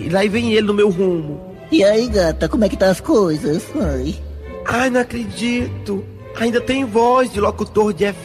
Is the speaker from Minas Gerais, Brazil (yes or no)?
no; Paramoti, Ceará, Brazil; Sou lá de Paramoti aí no Ceará.